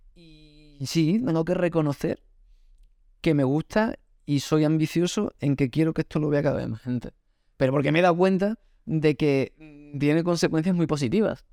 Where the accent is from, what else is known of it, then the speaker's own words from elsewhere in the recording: Extremadura, Spain; Yo soy de Extremadura